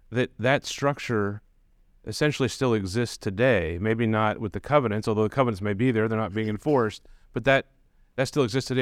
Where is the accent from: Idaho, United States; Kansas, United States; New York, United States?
Kansas, United States; Johnson County; so I grew up in Johnson County.